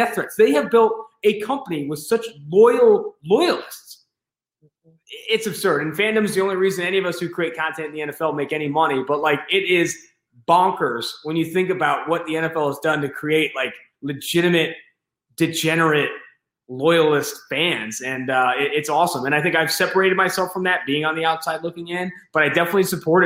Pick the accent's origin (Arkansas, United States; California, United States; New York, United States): California, United States; Oakland; also born or lived in San Diego; I'm from Oakland, California. I had season tickets with my dad for the Raiders since I was like 13 years old.